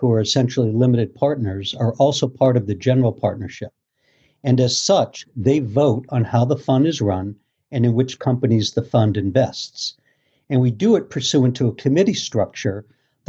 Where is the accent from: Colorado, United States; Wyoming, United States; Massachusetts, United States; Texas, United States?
Massachusetts, United States; Boston; moved away as an adult; now in Port Washington, United States; I was originally from Boston